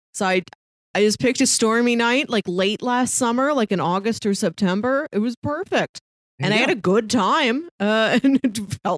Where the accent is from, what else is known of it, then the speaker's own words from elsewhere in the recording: Midwest, United States; growing up in the Midwest, you recognize the power and terror of a tornado.